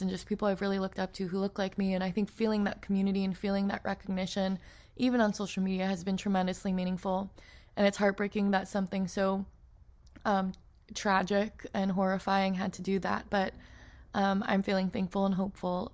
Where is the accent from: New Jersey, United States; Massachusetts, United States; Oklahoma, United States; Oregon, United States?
Oregon, United States; Portland; growing up in Portland, Oregon